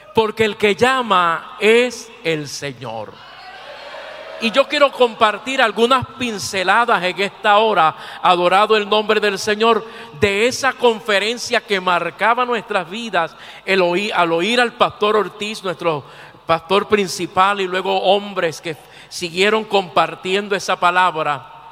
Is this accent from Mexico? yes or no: no; Puerto Rico; mi tierra, Puerto Rico.